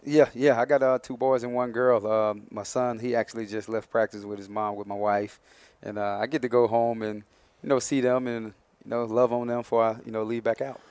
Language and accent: English; Mobile, Alabama, United States; moved away as an adult; also born or lived in Minnesota; I'm from Mobile, Alabama originally